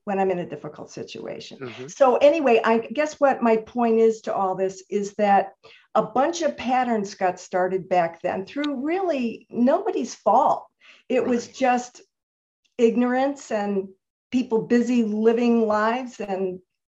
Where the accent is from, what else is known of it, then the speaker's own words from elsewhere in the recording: Chicago, Illinois, United States; moved away as an adult; also born or lived in Santa Monica, California; I was born in Chicago, Illinois, and I lived there the whole 18 years before I came out west.